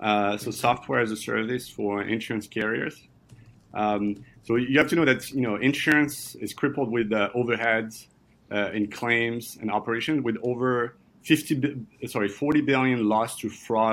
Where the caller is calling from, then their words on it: Brooklyn, New York, United States; I'm calling you from Brooklyn in New York.